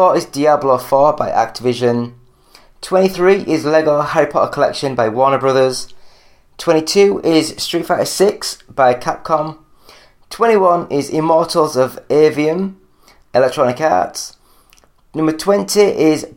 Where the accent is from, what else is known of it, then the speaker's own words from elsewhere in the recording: England, United Kingdom; I'm English